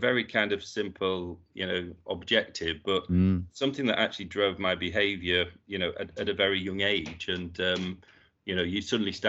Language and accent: English; Yorkshire and the Humber, United Kingdom; I was born and brought up in Yorkshire. I was the youngest of four children, and all my siblings, I had two brothers and a sister.